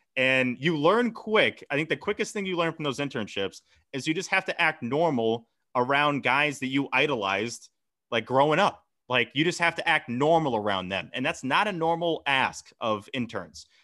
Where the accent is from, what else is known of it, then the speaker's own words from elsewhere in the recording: Hingham, Massachusetts, United States; my hometown, Hingham